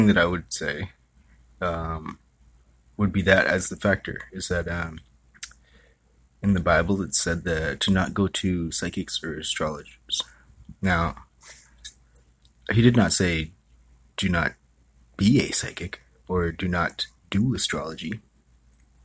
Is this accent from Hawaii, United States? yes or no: yes; Hawaii, United States; now in San Francisco Bay Area, United States; I was from Hawaii.